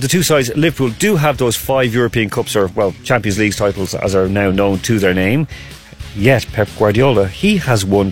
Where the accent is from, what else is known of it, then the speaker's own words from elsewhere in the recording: Ireland; I'm Irish